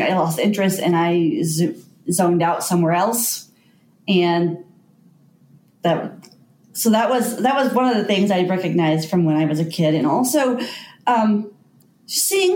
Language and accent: English; North Texas, United States; moved away as an adult; also born or lived in Colorado; now in Ault, United States; I'm actually from North Texas